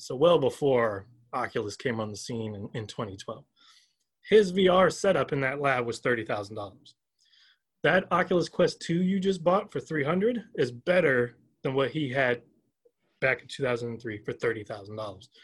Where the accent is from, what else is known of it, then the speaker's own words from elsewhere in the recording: Augusta, Georgia, United States; now in Urbana, United States; I'm originally from Augusta, Georgia